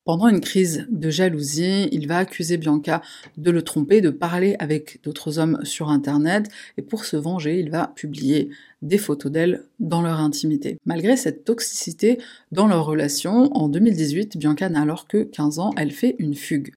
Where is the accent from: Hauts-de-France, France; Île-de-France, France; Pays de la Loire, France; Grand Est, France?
Île-de-France, France; Paris; chez nous à Paris